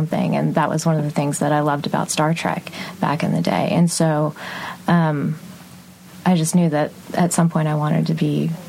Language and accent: English; Texas, United States; I grew up in Texas, and well, the audience can't see, but I'm Indian American, and my dad's side of the family is Muslim, and so growing up in Texas